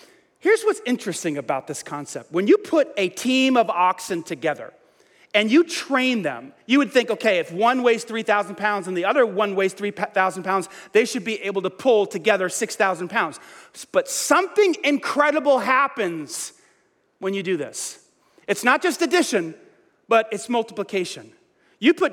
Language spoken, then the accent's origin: English; New York, United States; moved away; I grew up in New York